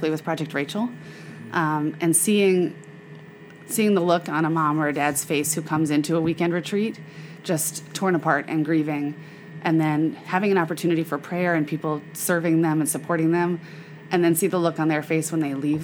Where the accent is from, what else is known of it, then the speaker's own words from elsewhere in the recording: Memphis, Tennessee, United States; I grew up in Memphis where my mom was involved with Birthright of Memphis